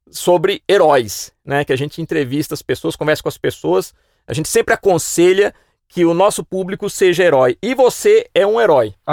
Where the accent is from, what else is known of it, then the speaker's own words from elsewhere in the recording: Piracicaba, São Paulo, Brazil; porque eu também sou um cara que veio do interior, claro. No meu caso, eu tive um fator é, vim de Piracicaba, que é mais próxima de São Paulo.